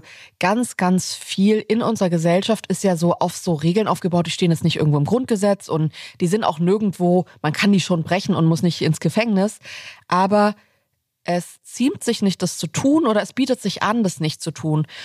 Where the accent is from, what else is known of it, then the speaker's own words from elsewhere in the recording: Southern Germany, Germany; now in Berlin, Germany; nach Süddeutschland, wo ich aufgewachsen bin